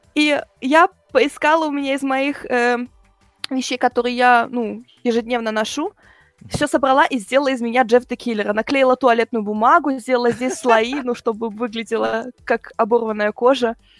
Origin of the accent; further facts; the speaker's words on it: Germany; also born or lived in Bryansk, Russia; в первый мой день рождения мы переехали в Германию по еврейской миграции